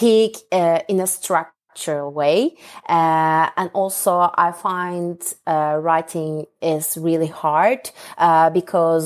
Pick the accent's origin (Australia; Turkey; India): Turkey; Ankara; English is a second language; moved away as an adult; now in London, United Kingdom; I was born and grew up in Turkey. My hometown is Ankara, which is the capital city of Turkey.